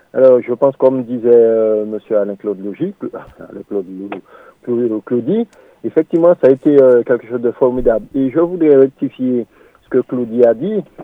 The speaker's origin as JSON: {"language": "French", "country": "Martinique", "said": "nous sommes tous des Martiniquais, des Antillais"}